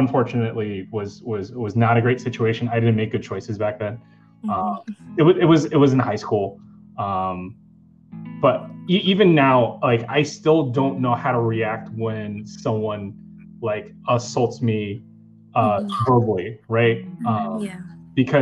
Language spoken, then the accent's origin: English; New York City, New York, United States; I grew up on Staten Island, which is, you know, not as diverse